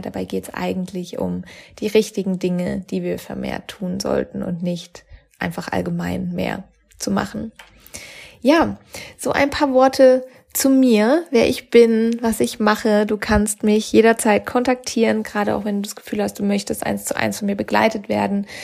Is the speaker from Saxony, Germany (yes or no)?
no; Freiburg, Baden-Württemberg, Germany; moved away as an adult; also born or lived in Sydney / Cologne; in die Heimat gebracht hat, wo ich herkomme, aus Freiburg